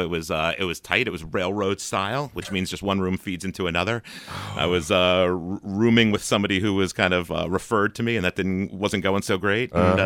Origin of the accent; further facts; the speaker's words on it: New Jersey, United States; also born or lived in New York City; I grew up right outside of New York City, right across the George Washington Bridge.